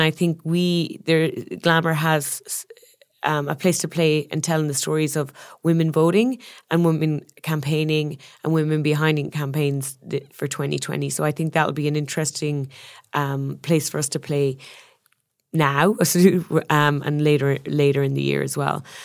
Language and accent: English; Ireland; moved away; I'm Irish, the land of storytellers